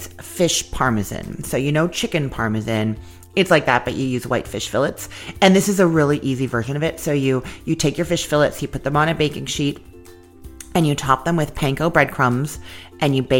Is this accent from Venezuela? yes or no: no; Canada; now in United States; I'm Canadian